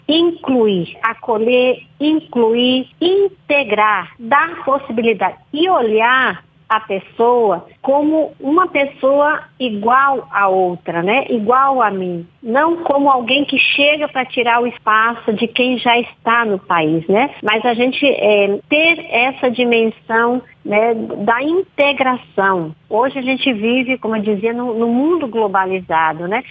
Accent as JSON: {"language": "Portuguese", "region": "Rio Grande do Sul", "country": "Brazil", "also_born_or_lived": "Northeast Brazil", "moved": "as an adult", "lives_now": "North Region, Brazil", "said": "Eu nasci no Rio Grande do Sul, sou gaúcha, mas desde muito jovem, a partir dos meus primeiro ano de religiosa, né, de irmã, a congregação das Irmãs Imaculado Coração de Maria, eu migrei para o Nordeste do Brasil e agora estou é, na região Norte"}